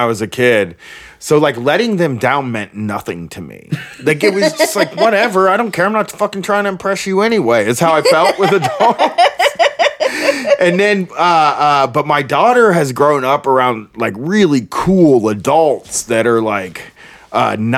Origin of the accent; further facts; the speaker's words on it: Groveport, Ohio, United States; I'm from Groveport, but it's very close to Columbus